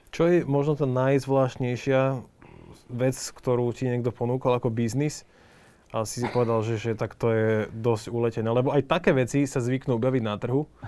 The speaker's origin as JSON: {"language": "Slovak", "country": "Slovakia", "said": "sme my Slováci"}